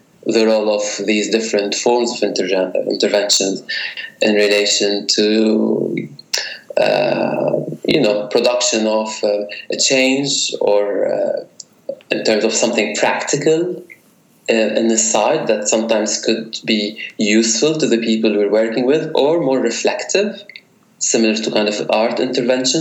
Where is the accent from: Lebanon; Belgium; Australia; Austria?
Lebanon; Beirut, Beirut Governorate; now in London, United Kingdom; I was born in Beirut, and I was born in the area that the book actually focuses on, the Mazraa district, right, in Beirut. So it's my childhood, you know, neighborhood